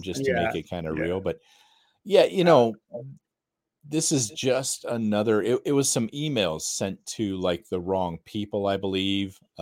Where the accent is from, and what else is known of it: United States